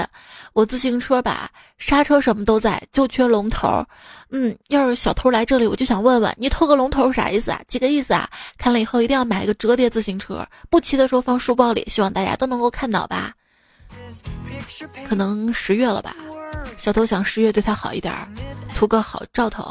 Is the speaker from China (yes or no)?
yes; Northeast China, China; 要我说这些方法肯定不是我们东北人研究的，因为东北人不可能剩酒的。